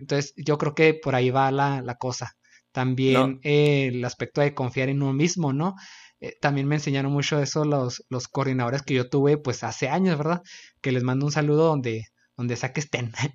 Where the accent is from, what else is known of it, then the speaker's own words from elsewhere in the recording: Chihuahua, Mexico; Axel y yo somos de Chihuahua, Chihuahua.